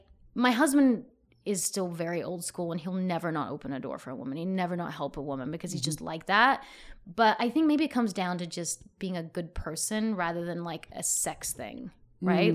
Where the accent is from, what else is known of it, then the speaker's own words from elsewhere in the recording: Australia; I'm Australian